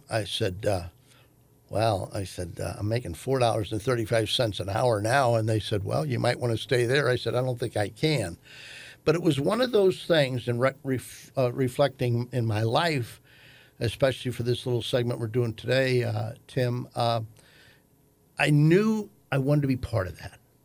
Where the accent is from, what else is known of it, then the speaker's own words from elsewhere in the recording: St. Louis, Missouri, United States; I was born in Saint Louis Maternity Hospital.